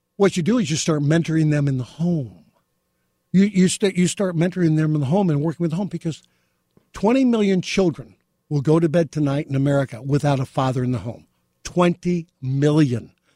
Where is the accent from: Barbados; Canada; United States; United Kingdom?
United States; Beverly Hills, California; growing up in Beverly Hills with my mom, my sister